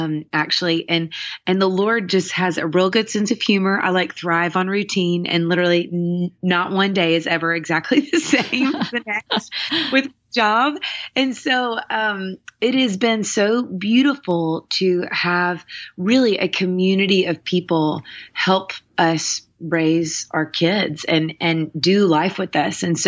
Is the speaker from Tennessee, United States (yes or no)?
yes; Nashville, Tennessee, United States; I grew up here in Nashville, Tennessee